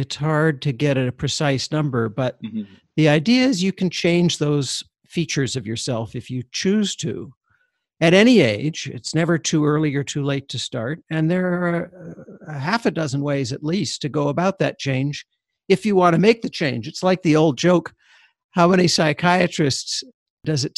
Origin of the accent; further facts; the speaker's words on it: Canada; I'm Canadian